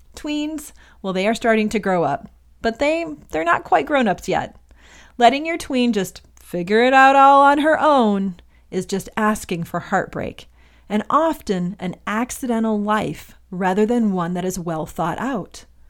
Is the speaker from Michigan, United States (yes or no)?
yes; Michigan, United States; moved away as an adult; also born or lived in Indiana; now in Los Angeles, United States; I'm originally from Michigan, and I grew up there until I went to college in Indiana for four years